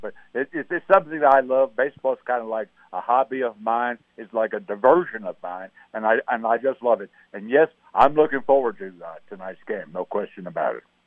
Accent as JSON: {"language": "English", "region": "New Jersey", "country": "United States", "tie": "born or raised there", "also_born_or_lived": "Philadelphia", "said": "I was raised in New Jersey"}